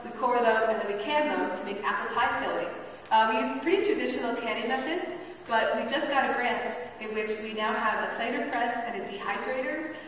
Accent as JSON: {"language": "English", "town": "Baltimore", "region": "Maryland", "country": "United States", "said": "I'm from Baltimore, Maryland"}